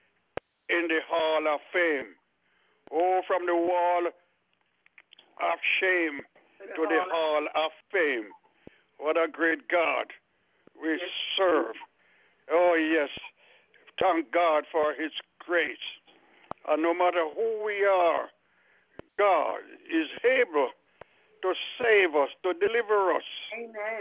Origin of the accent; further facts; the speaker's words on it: Jamaica; moved away as an adult; also born or lived in Miami; I was just came from Jamaica and I was living in Miami.